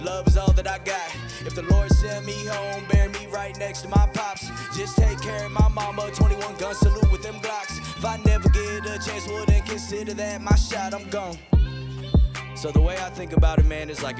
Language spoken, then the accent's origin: English; Raleigh, North Carolina, United States; I'm from Raleigh, North Carolina